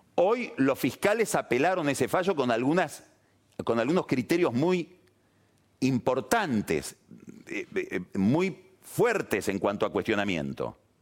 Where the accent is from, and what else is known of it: Argentina